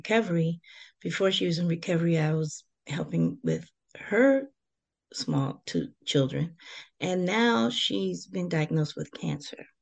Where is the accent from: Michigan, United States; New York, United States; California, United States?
Michigan, United States; Detroit; I'm born and raised in Detroit, Michigan